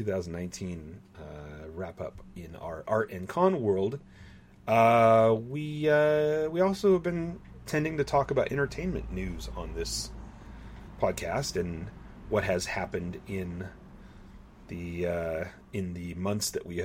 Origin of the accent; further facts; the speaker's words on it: Southern California, United States; moved away; it's my hometown